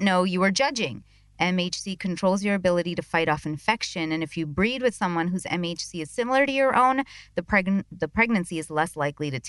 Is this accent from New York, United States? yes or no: yes; New York, United States; as a New Yorker in me